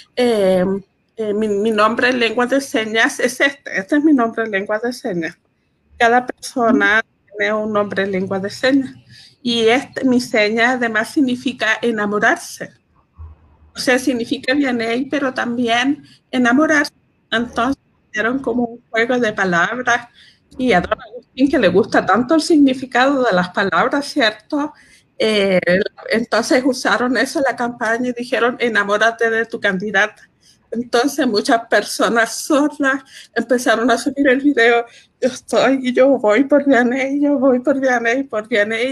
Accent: Chile; tenemos como chilenos

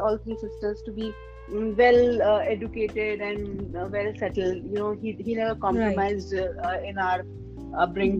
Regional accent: Bihar, India; moved away; I am from Bihar. I have done my schooling till 12. From Bihar, and you know, like that typical mindset of Bihari parents

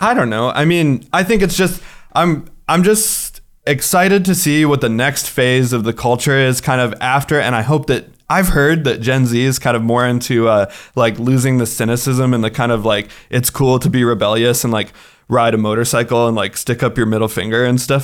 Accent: United States; now in Kosovo; as an American

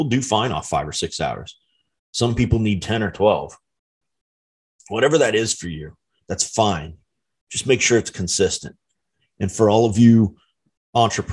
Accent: United States; as an American citizen

